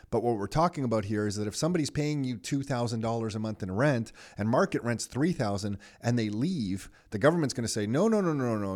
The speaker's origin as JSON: {"language": "English", "town": "Mississauga", "region": "Ontario", "country": "Canada", "tie": "born or raised there", "said": "growing up in Mississauga"}